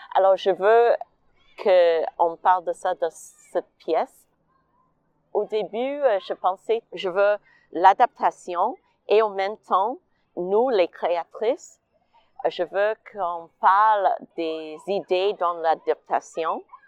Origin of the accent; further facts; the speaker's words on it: Edmonton, Alberta, Canada; French is a second language; moved away as an adult; also born or lived in Fort McMurray; now in Montreal, Canada; je suis née au Fort McMurray avant que ma famille euh, a déménagé à Edmonton